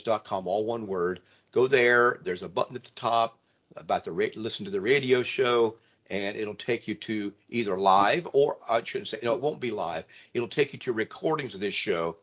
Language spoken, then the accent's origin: English; Ohio, United States; moved away; Growing up in the Midwest in Ohio